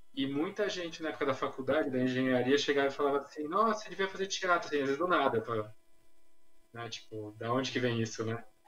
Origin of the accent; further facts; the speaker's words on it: São Paulo, Brazil; eu sou nascido, na verdade, na fronteira ali, São Paulo-Guarulhos, então, sou da cidade de São Paulo.